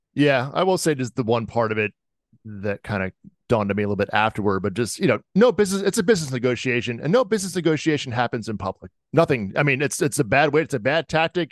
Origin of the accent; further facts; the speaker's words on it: Jersey Shore, New Jersey, United States; I'm from the Jersey Shore